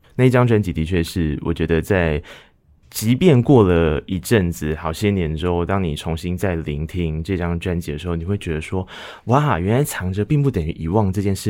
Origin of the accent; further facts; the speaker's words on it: Taiwan; 我们在从小到大长大的过程中，其实在台湾的生活环境里面